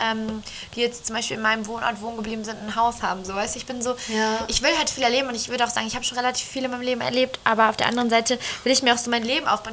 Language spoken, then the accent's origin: German; Northern Germany, Germany; wir sind ja beide jetzt im Norden groß geworden.